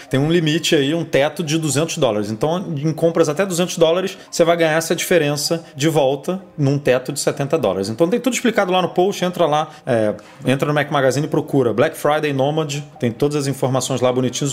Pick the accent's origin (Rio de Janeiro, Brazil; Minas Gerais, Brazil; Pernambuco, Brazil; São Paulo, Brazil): Rio de Janeiro, Brazil; E eu, quando morava no Horto, que eu passei minha infância inteira no Horto, eu morava muito próximo do Serpro, aqui no Rio de Janeiro